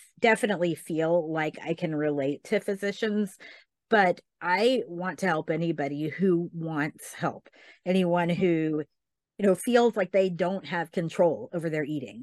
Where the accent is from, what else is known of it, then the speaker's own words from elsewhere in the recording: Tennessee, United States; now in Texas, United States; I grew up in Tennessee